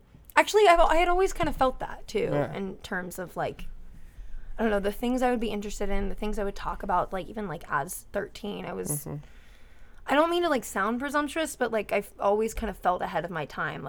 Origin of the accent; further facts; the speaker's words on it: Cincinnati, Ohio, United States; I grew up in Cincinnati.